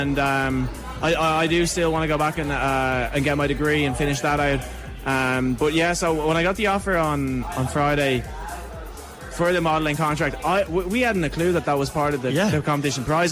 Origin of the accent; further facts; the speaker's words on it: Dublin, Leinster, Ireland; moved away as an adult; now in Queensland, Australia; I'm from Ranelagh myself